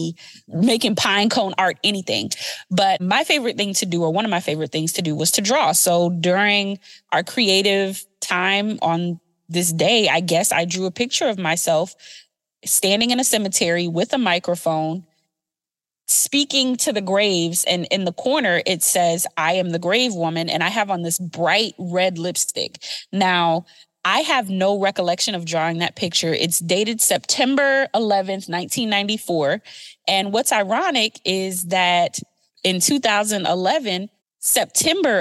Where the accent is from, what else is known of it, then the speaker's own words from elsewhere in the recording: Beaufort, South Carolina, United States; I'm from Beaufort, South Carolina